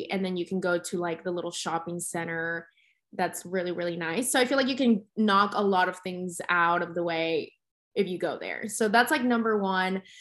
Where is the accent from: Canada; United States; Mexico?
Mexico; Mexico City; people always knew that I was from Mexico City, but again, I never really got to explore it that much because I would always just come back for work